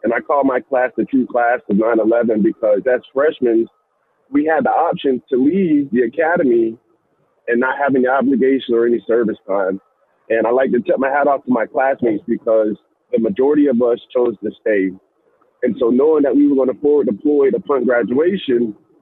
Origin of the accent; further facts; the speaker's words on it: Fayetteville, North Carolina, United States; Fayetteville, North Carolina at Fort Bragg, that's my hometown